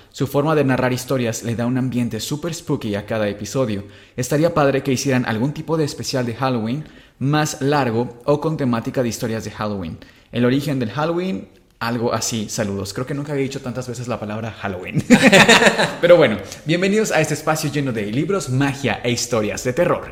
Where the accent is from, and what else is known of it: Mexico